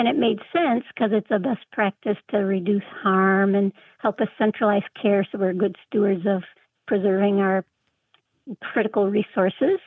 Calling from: Traverse City, Michigan, United States; I'm calling from Traverse City, Michigan

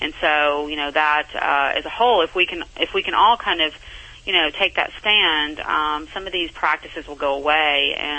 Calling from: Santa Barbara, California, United States; I am calling in from Santa Barbara, where I'm my home.

